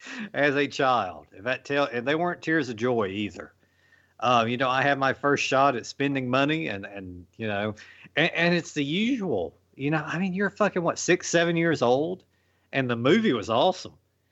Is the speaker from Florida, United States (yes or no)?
no; Virginia, United States; my arcade back when I was growing up in Virginia, it had next to each other.